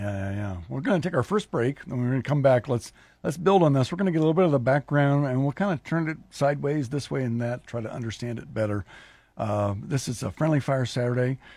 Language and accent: English; Lincoln, Nebraska, United States; I was raised in Lincoln, and, and then now I've, you know, done work here in Lincoln